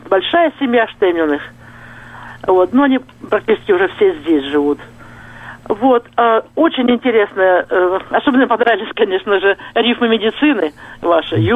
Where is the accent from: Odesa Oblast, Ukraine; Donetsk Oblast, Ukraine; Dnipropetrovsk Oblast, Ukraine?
Donetsk Oblast, Ukraine; Mariupol; moved away as an adult; я тоже из Мариуполя, э, всю жизнь там жила. Сначала жила на проспекте Металлургов, а, а потом замуж вышла на Куприна, на 17-м районе.